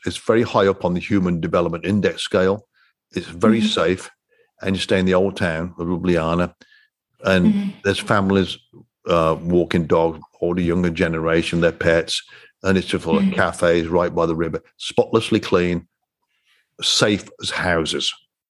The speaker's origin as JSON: {"language": "English", "region": "the centre of England", "country": "United Kingdom", "tie": "born or raised there", "also_born_or_lived": "Singapore / Canada", "moved": "as an adult", "lives_now": "United States", "said": "I was born and raised in England, but I've been living over half my life now in the States, but I lived for 2 years in Singapore and a couple in Canada, but I was born in the centre of England."}